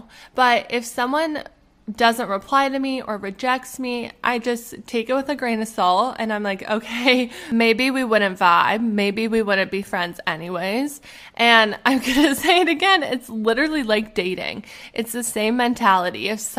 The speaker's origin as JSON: {"language": "English", "region": "Alberta", "country": "Canada", "also_born_or_lived": "Arizona", "moved": "as an adult", "lives_now": "Pittsburgh, United States", "said": "When I was 20 years old, I think, I moved from Alberta, Canada. I moved to Arizona to go to school."}